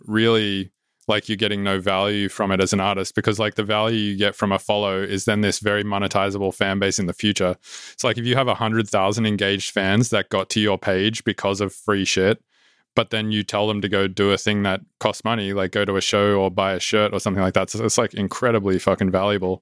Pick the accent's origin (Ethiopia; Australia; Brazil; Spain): Australia; Sydney, New South Wales; moved away; it's, like, my hometown